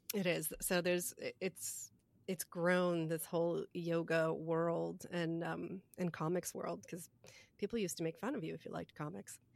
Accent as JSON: {"language": "English", "region": "New Jersey", "country": "United States", "moved": "yes", "said": "I was from East Jersey"}